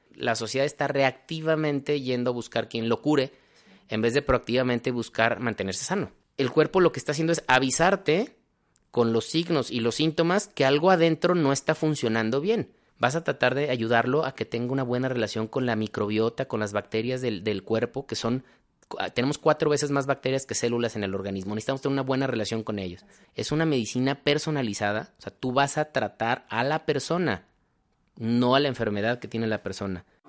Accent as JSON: {"language": "Spanish", "town": "Guadalajara", "region": "Jalisco", "country": "Mexico", "also_born_or_lived": "Mexico City", "said": "soy mexicano, orgullosamente tapatío"}